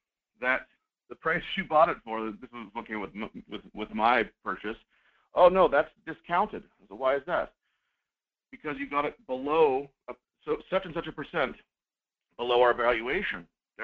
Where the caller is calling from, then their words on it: Fairbanks, Alaska, United States; Good morning. This is … from Fairbanks.